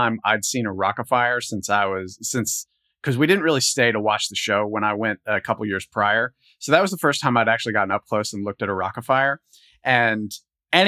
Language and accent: English; Charleston, West Virginia, United States; also born or lived in Huntington, West Virginia; I'm from Charleston, and I went to college in Huntington. And, you know, when I was a kid, I would go to the Showbiz Pizza in Barboursville.